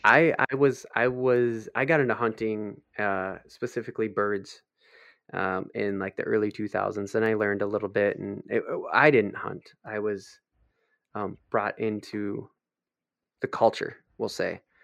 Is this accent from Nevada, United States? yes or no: no; Minnesota, United States; we're from Minnesota